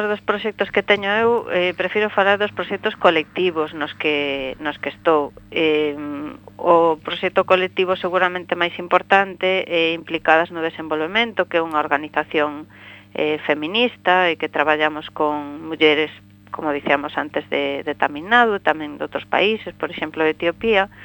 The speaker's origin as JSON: {"language": "Galician", "town": "Bodente", "region": "Galicia", "country": "Spain", "said": "eu teño a sorte de que, como dicimos aquí, son de Bodente"}